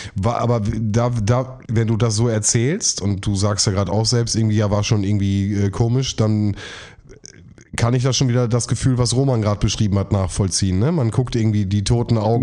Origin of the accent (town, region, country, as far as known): Bielefeld, North Rhine-Westphalia, Germany; born or raised there